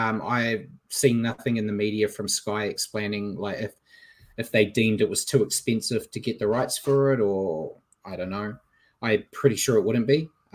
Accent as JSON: {"language": "English", "country": "New Zealand", "said": "I'm a New Zealander"}